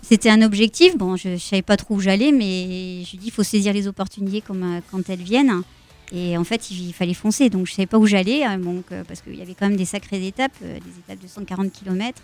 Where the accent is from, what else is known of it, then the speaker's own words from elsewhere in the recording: Sens, Bourgogne-Franche-Comté, France; moved away; also born or lived in Périgueux, Dordogne; Je suis née à Sens dans Lyon